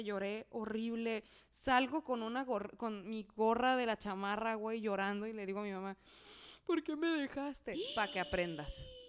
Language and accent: Spanish; Mexico City, Mexico; Yo creciendo en la Ciudad de México